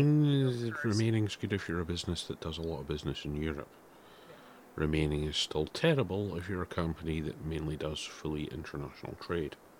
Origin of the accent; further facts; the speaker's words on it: Scotland, United Kingdom; I'm proud of being Scottish